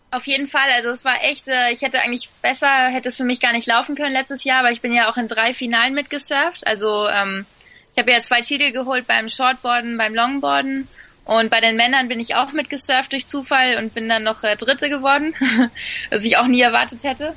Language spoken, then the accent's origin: German; Fuerteventura, Canary Islands, Spain; born or raised there; also born or lived in Sylt, Germany